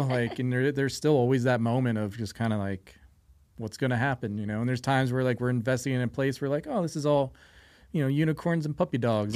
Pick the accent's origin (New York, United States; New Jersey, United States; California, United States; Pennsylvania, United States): New Jersey, United States; now in Las Vegas, United States; I grew up near the Pine Barrens